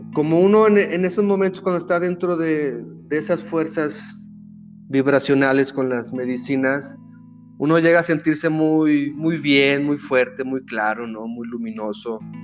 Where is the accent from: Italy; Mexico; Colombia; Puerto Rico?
Mexico; otro mexicano